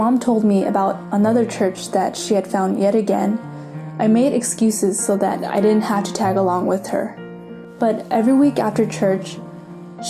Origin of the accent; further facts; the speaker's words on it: San Francisco, California, United States; now in Davis, United States; I was born and raised in San Francisco, but 3 years ago I moved to Davis for college